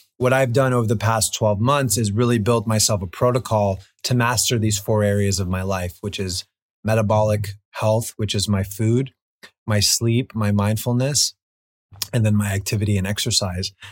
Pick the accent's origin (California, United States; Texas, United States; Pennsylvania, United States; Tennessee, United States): California, United States; Los Angeles; growing up in Los Angeles